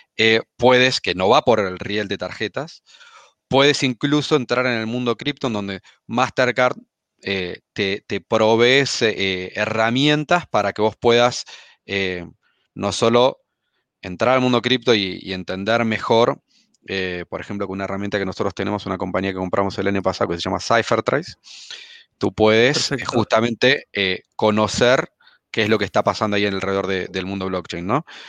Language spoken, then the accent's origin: Spanish; Argentina; accent: Argentine; moved away as an adult; also born or lived in United States; now in Chile; como habrán notado por mi acento, soy argentino, si bien vivo en Chile hace, hace algunos años